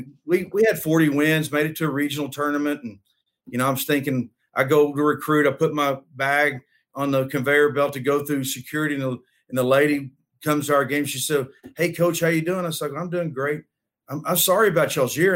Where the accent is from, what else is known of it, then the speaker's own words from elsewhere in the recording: Denton, Texas, United States; I'm from Denton, Texas